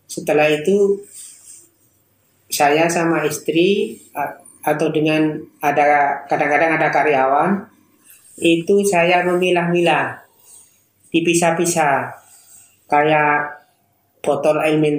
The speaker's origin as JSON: {"language": "Indonesian", "region": "East Java", "country": "Indonesia", "lives_now": "Surabaya, Indonesia", "said": "Saya berasal dari Madura bisa dikatakan, tapi berdomisili di Surabaya sekarang."}